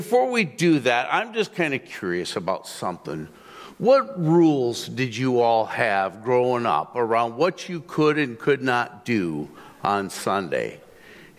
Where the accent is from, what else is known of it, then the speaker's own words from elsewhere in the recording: Zeeland, Michigan, United States; I grew up in Zealand